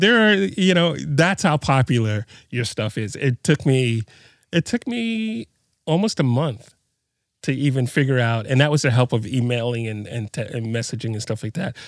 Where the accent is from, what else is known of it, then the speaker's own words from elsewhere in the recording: New York City, New York, United States; moved away; also born or lived in New Mexico; I'm from Brooklyn originally